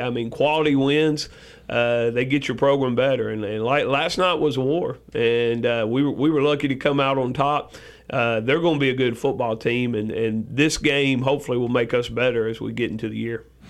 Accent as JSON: {"language": "English", "region": "West Tennessee", "country": "United States", "tie": "born or raised there", "also_born_or_lived": "Cleveland, Tennessee", "moved": "as an adult", "lives_now": "Rutherford County, Tennessee, United States", "said": "I grew up in West Tennessee, played football over there."}